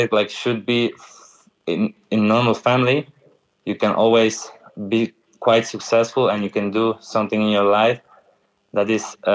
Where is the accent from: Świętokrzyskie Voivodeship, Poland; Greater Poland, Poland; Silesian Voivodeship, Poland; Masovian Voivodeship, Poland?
Silesian Voivodeship, Poland; Tychy; English is a second language; moved away; I grew up in my city, in my hometown, we call it neighborhoods by letters of alphabet